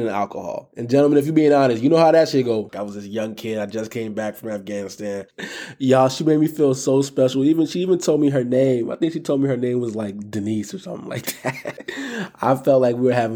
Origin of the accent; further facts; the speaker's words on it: Philadelphia, Pennsylvania, United States; now in Minneapolis, United States; Philadelphia is my soul, but Minneapolis has my heart